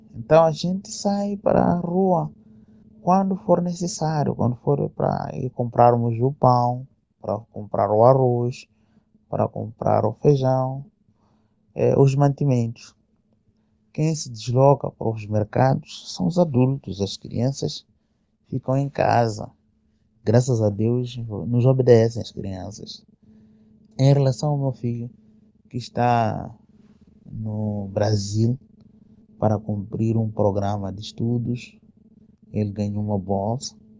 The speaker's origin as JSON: {"language": "Portuguese", "country": "Mozambique", "said": "aqui no nosso país, sabia que é um país pobre"}